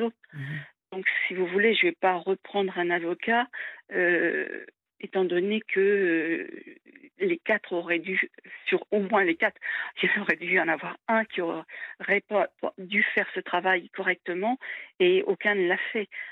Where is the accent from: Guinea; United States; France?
France; en tant que Française